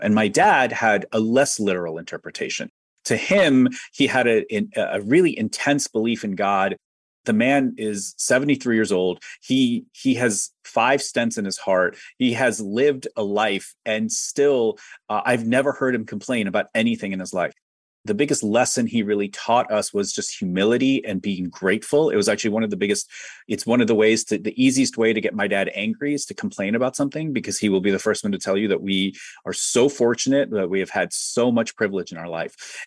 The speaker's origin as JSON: {"language": "English", "region": "Ohio", "country": "United States", "said": "I'm from Ohio"}